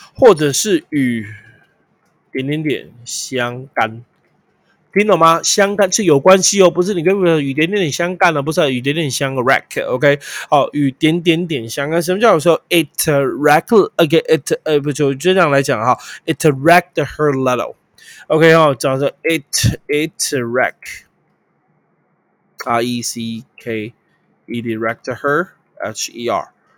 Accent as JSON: {"language": "Chinese", "country": "Taiwan", "said": "我们台湾人认为超有建设"}